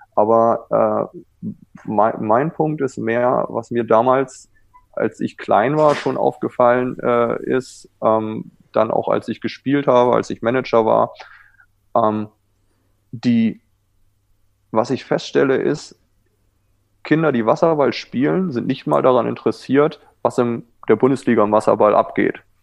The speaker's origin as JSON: {"language": "German", "country": "Germany", "accent": "German", "moved": "as an adult", "lives_now": "California, United States", "said": "mein deutscher Akzent"}